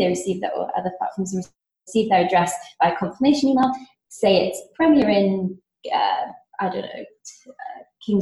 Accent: Singapore; moved away; I grew up there and went to school there

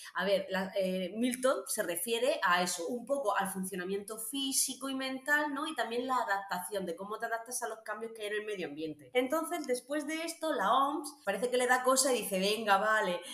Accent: Region of Murcia, Spain

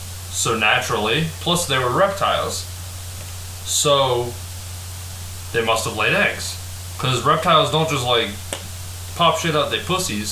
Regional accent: United States; I'm American, okay? I only speak USA, baby.

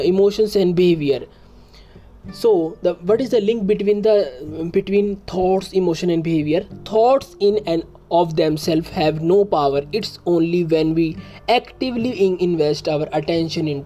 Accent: India; I am from India

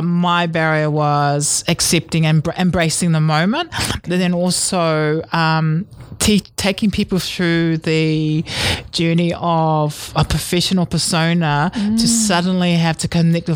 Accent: New Zealand; I grew up in a real Samoan way of living, and I was born in New Zealand.

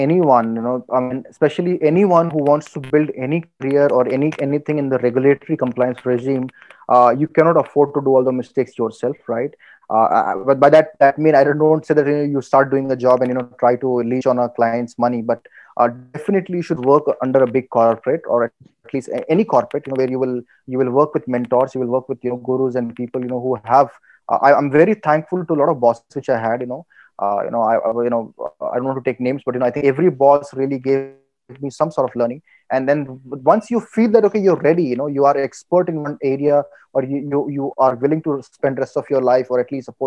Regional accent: India; also born or lived in Qatar; I'm a loyal Indian

